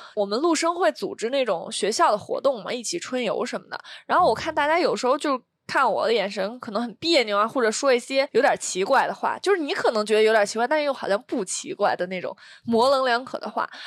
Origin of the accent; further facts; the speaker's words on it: Beijing, China; 我也是北京的